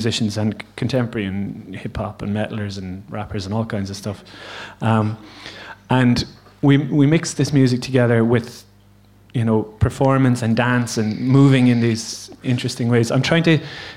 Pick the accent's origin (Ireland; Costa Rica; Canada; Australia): Ireland; Limerick, Munster; moved away as an adult; now in Gaeltacht, Ireland; I'm from Limerick